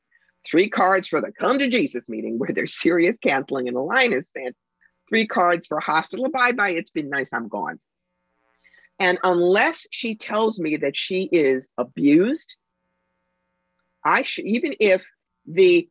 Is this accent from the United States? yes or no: yes; New York City, New York, United States; I'm a New Yorker. I talk fast